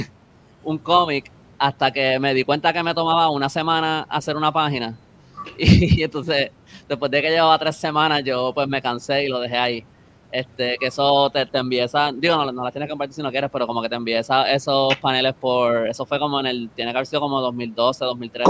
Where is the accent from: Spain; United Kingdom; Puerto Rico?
Puerto Rico; San Juan; yo soy de San Juan